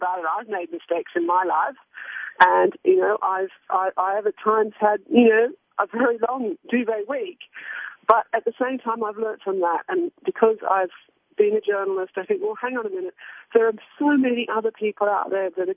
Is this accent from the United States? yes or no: no; Australia; also born or lived in Hong Kong; now in United Kingdom; I grew up in Australia on a farm, and I've worked in Hong Kong and on covered wars in Baghdad, and now I live in the UK